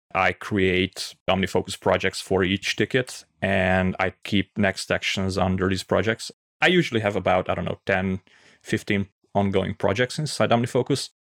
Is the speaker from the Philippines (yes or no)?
no; Pécs, Baranya, Hungary; I'm from Hungary